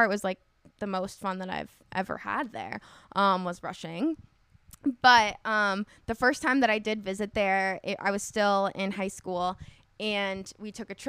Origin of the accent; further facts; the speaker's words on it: Orange County, California, United States; I grew up in Orange County.